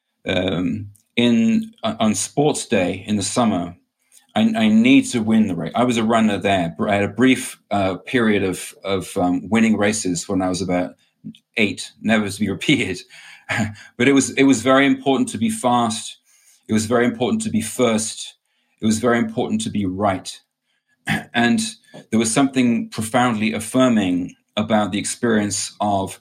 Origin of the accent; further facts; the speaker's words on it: England, United Kingdom; I grew up in England in a family, a Catholic family.